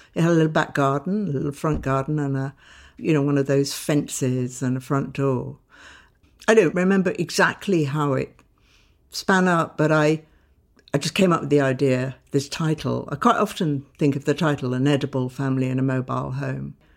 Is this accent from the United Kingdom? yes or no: yes; Sidcup, London, United Kingdom; I grew up in Tidcup in a middle class family, quite aspirational